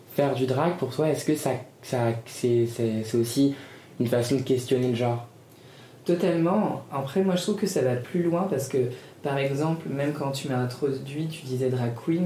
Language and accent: French; Paris, Île-de-France, France; also born or lived in United States; Ici, c'est ma ville, Paris, c'est là où j'ai grandi.